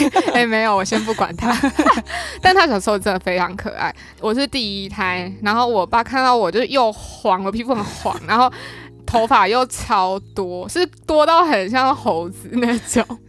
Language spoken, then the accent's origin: Chinese; Taiwan; also born or lived in Taichung; 我们都是山中长大的狮子座